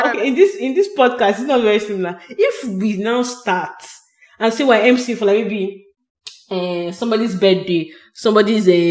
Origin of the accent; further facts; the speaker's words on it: Nigeria; I'm the Nigerian